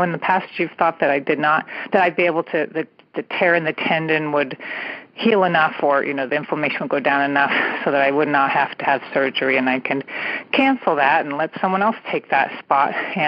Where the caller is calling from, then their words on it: California, United States; I'm calling from the San Francisco Bay Area.